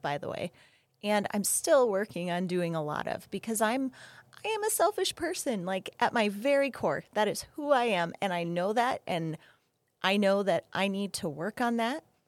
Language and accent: English; Minnesota, United States; moved away; I grew up in Minnesota